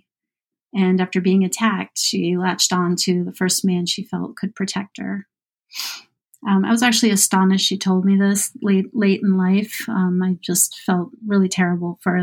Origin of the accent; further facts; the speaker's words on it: Boston, Massachusetts, United States; growing up in Boston was great.